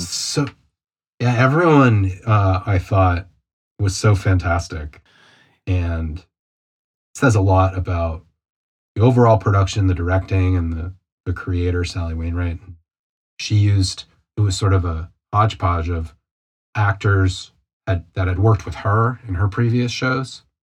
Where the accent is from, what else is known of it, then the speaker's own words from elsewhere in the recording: United States; me and you being American